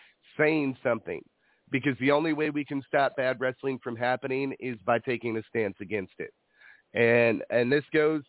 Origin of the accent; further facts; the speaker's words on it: Illinois, United States; now in California, United States; I come from Illinois.